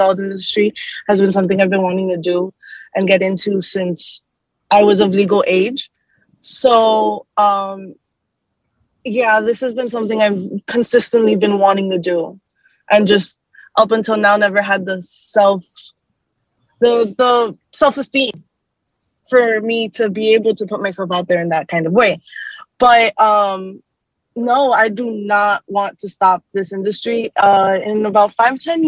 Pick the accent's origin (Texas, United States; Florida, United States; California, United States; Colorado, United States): Florida, United States; South; here at my home, in my home state of Florida, South Florida.